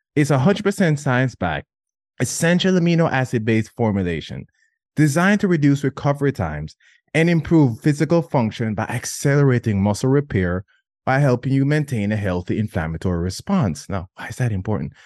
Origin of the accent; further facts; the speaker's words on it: Jamaica; growing up in Jamaica